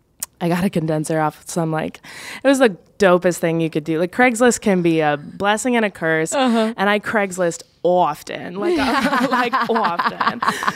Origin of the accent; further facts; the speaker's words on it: St. Paul, Minnesota, United States; but I'm also from St. Paul, Minnesota